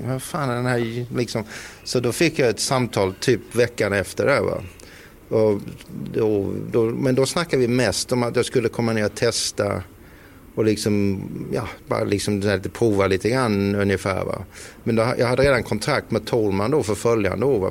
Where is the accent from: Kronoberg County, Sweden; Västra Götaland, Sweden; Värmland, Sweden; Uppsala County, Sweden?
Kronoberg County, Sweden; Växjö; Vi var ju rätt många hemma i Växjö som körde då gokart